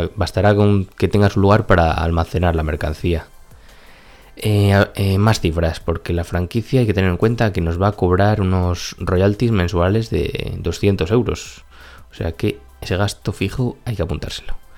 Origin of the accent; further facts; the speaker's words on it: Spain; en nuestro país